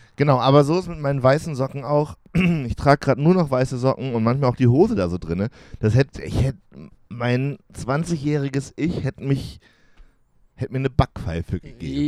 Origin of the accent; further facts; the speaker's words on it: Jena, Thuringia, Germany; Ich bin ja in Jena groß geworden